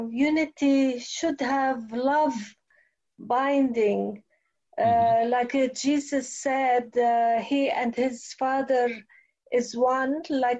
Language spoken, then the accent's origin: English; Lebanon; now in Barrie, Canada; Barrie, Canada. So, yeah, but I'm originally Lebanese.